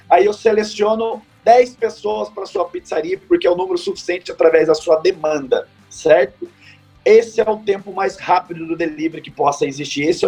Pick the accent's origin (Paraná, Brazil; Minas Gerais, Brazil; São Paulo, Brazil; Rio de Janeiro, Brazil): São Paulo, Brazil; significa Vale do Paraíba, que somos do Vale do Paraíba